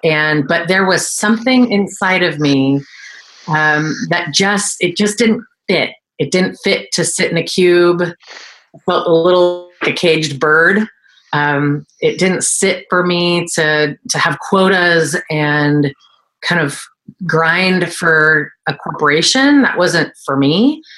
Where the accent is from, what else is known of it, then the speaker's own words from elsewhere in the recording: Burlingame, California, United States; I was born in Burlingame, California. And I tell people, I lived there before it was rich.